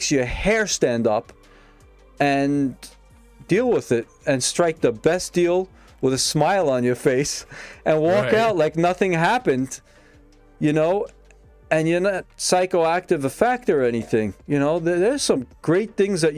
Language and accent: English; Brooklyn, New York, United States; Old school Brooklyn guy, man. I grew up in Brooklyn